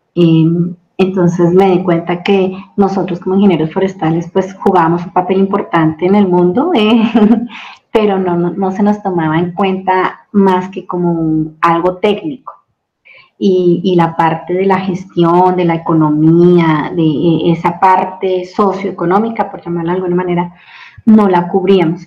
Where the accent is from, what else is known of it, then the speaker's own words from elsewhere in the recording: Bogotá, Colombia; moved away as an adult; also born or lived in Oklahoma, United States; now in Chihuahua, Mexico; soy colombiana, nacida en la ciudad de Bogotá, la capital de Colombia